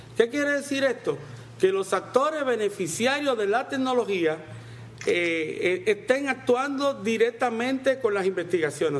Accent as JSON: {"language": "Spanish", "country": "Dominican Republic", "said": "en República Dominicana llamamos raíces y tubérculos a la yuca"}